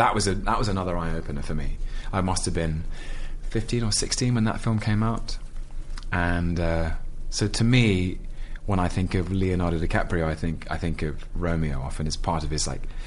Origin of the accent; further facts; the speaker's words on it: London, United Kingdom; I'm a Londoner.